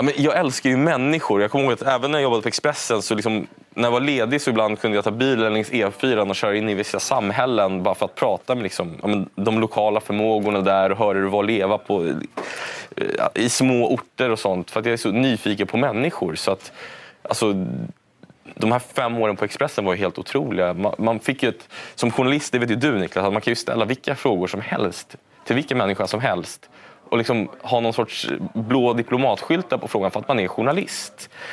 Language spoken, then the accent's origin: Swedish; Stockholm, Stockholm County, Sweden; jag växte upp då i Lappkärrsberget bredvid universitetet här i Stockholm